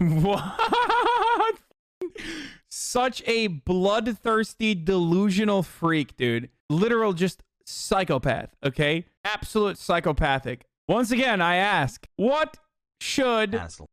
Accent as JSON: {"language": "English", "country": "Turkey", "tie": "born or raised there", "moved": "yes", "said": "I grew up in Turkey and I'm white"}